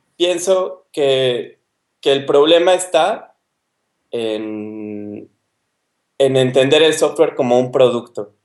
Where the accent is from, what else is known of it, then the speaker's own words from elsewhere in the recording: Mexico City, Mexico; moved away as an adult; also born or lived in Ensenada, Mexico; now in Poland; yo soy del DF, estudié en, en, la UNAM